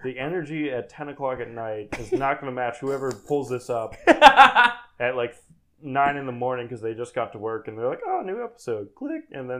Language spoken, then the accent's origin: English; United States; As an American, I guess.